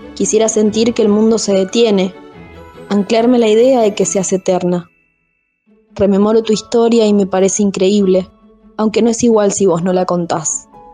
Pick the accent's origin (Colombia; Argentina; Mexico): Argentina; Alto Río Senguer, Chubut; moved away as an adult; also born or lived in Comodoro Rivadavia; chubutense, nací en Alto Río Senger